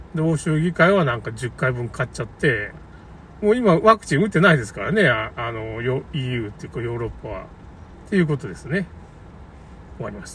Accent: Tamano, Okayama, Japan; 僕の故郷の玉野市

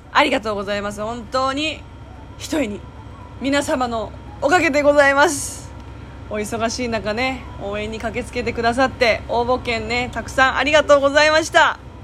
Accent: Japan; first language Japanese; 私は日本で暮らしてきて、ほとんど日本の言葉に馴染んでる

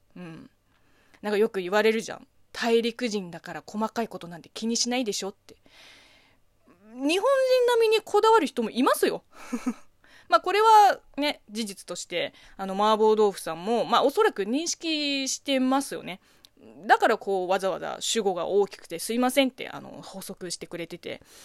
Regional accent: China; Japanese is a second language; moved away as an adult; 中国生まれ中 国育ちの私

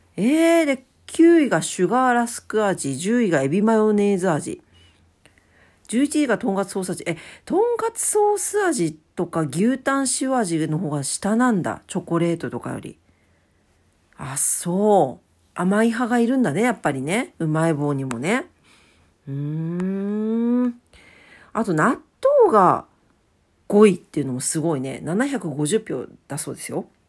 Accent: Fukuoka, Japan; 博多、博多っ 子やけん

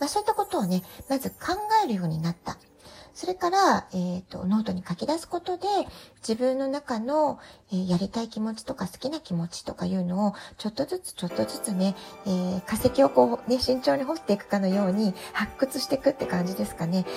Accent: Japan; moved away as an adult; also born or lived in Tokyo, Japan; now in San Diego, United States; 私自身が18歳で実家を出て以来、え東京でずっと仕事をしてきましたそれから、えー、アメリカに渡って子供を産んで

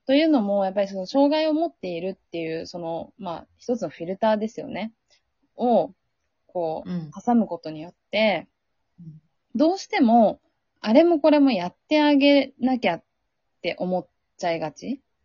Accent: Sea of Japan coast, Japan; 日本海出身なんで、うん、やっぱりすごい雪が降るところだった

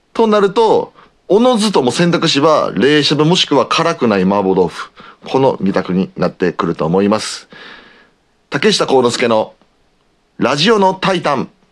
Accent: Osaka, Japan; accent: Osaka dialect; 僕は大阪出身なので大阪弁を使う

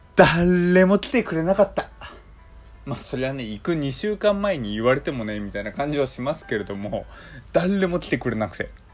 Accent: Hokkaido, Japan; moved away; also born or lived in Kanto; 僕はあの北海道出身のどさんこ

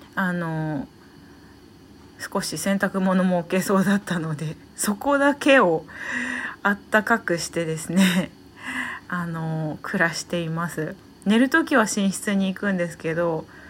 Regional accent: Saitama, Japan; moved away as an adult; also born or lived in Tokyo; now in Hanamaki, Japan; 東京で働いたり地元埼玉で働いたり

